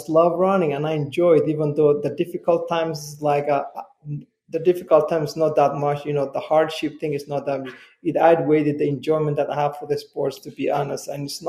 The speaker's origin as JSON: {"language": "English", "country": "Somalia", "moved": "yes", "lives_now": "United States", "said": "I came from Somalia, you know, I came to this country as a refugee, came with my family"}